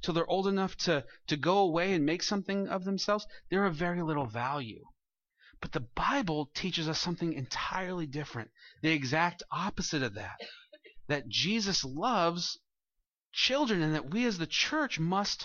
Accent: Santa Maria, California, United States; he was from my hometown

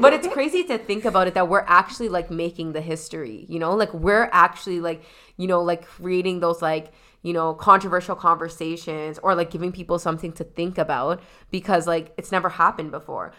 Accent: Toronto, Ontario, Canada; I specifically am in Scarborough

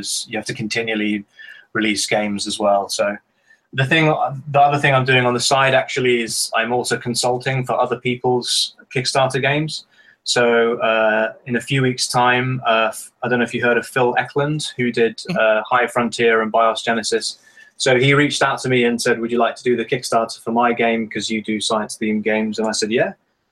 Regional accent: United Kingdom; being British

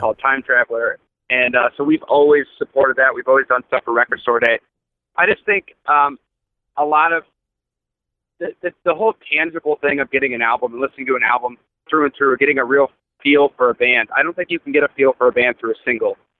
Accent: Akron, Ohio, United States; we're from Akron, Ohio

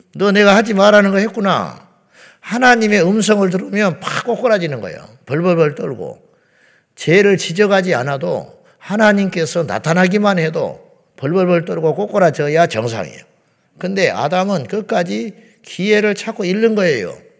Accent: South Korea

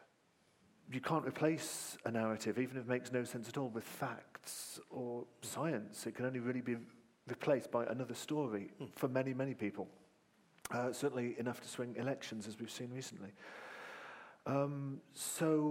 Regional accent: Malvern, West Midlands, United Kingdom; I was a kid growing up in Malvern in Worcestershire

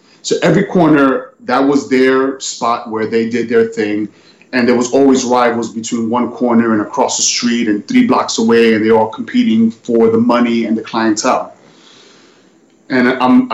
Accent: New York City, New York, United States; also born or lived in Bronx; in my neighborhood, I grew up on in Manhattan. It was a cross between Spanish Harlem and Washington Heights.

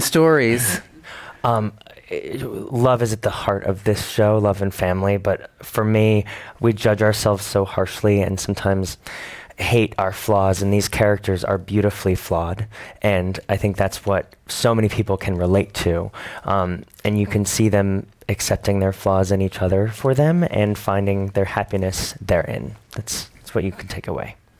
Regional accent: New York City, New York, United States; I moved to New York when I was nine. I lived there since then.

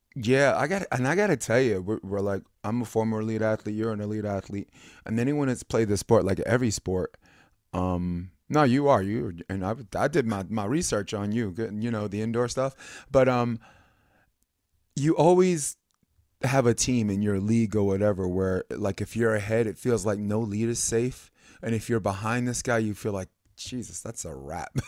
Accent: New York City, New York, United States; I'm from Brooklyn. I'm born in Brooklyn.

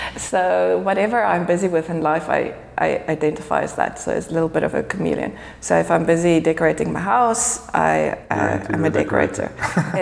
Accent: South Africa; moved away as an adult; now in Geneva, Switzerland; I'm South African, born and bred. I only came to Geneva maybe 6 years ago.

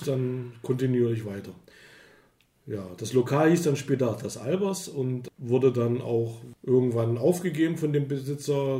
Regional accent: East Germany, Germany; ich bin ja ein Ostbürger, ich, also, ich komme aus dem Osten.

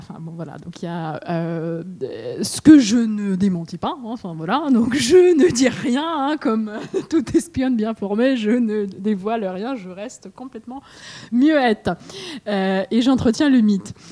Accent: Russia; now in France; en tant que Russe chez Galmeister

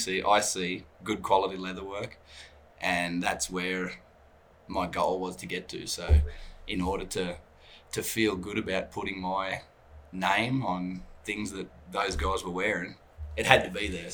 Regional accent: Australia; also born or lived in Canada; now in Calgary, Canada; I'm come from Australia

